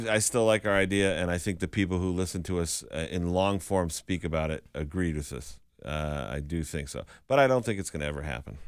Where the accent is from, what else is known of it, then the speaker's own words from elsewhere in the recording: Western Massachusetts, United States; I'm from Western Mass.